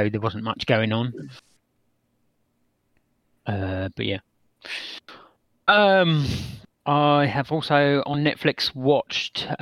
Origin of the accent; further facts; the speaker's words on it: England, United Kingdom; I'm English